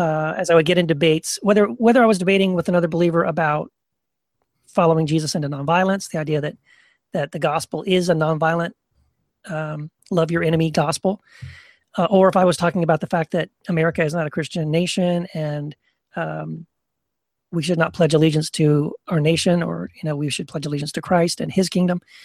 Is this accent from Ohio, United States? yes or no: no; Texas, United States; now in California, United States; I live in California now, but I grew up in Texas